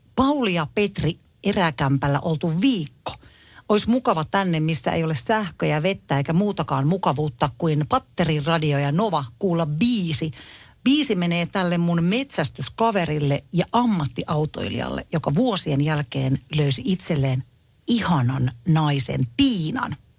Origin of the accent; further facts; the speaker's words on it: Tampere, Pirkanmaa, Finland; minähän on asunut na- nuoruuteni Tampereella